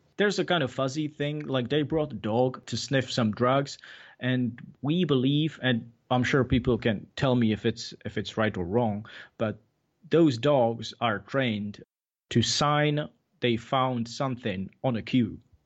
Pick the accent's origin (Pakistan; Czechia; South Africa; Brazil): Czechia; English is a second language; moved away; I was from Czech Republic